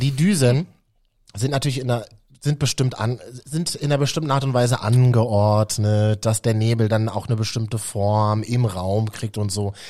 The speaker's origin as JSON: {"language": "German", "region": "Berlin", "country": "Germany", "said": "für uns Berliner innen"}